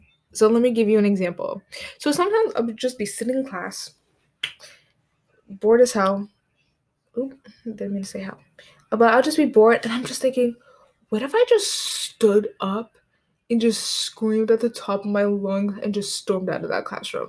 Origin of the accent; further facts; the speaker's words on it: United States; being an American, going to an American high school